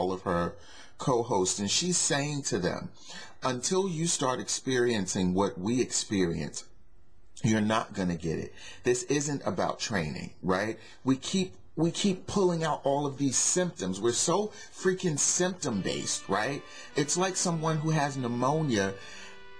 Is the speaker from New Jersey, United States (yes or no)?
yes; Newark, New Jersey, United States; I grew up in Newark, and a great portion of the community was Muslim